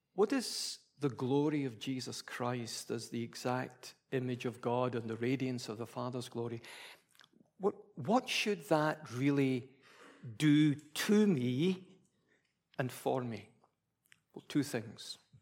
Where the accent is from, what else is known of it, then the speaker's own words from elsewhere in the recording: Scotland, United Kingdom; being a Scottish Presbyterian